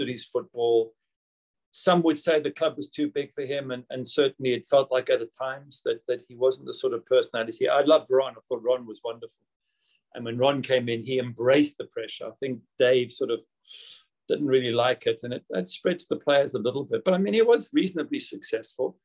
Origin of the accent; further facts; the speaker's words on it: South Africa; moved away as an adult; also born or lived in Manchester; I'd grown up in South Africa and not in Britain